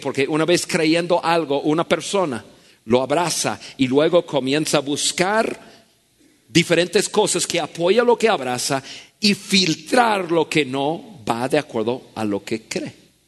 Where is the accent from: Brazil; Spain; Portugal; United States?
United States; Spanish is a second language; moved away as an adult; now in Mexico; En mi país, yo nací en Estados Unidos